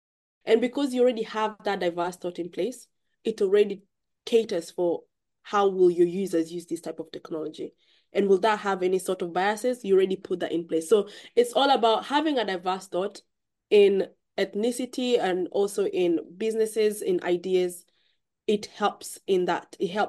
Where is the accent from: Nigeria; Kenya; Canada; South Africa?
Kenya; now in United Kingdom; I grew up in Kenya myself. So I have that upbringing of where I grew up in an environment where robotics wasn't even in my head growing up. To come into the UK, move into the UK